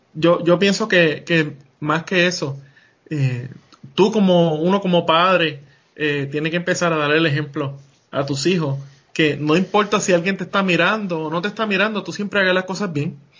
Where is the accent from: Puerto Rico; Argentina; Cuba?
Puerto Rico; moved away as an adult; yo venía de Puerto Rico, que yo sí era un ciudadano americano